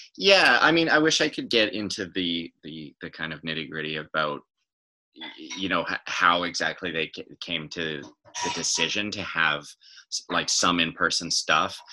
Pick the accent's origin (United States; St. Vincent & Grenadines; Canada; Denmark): Canada; West Coast; moved away as an adult; now in Toronto, Canada; I'm from the West Coast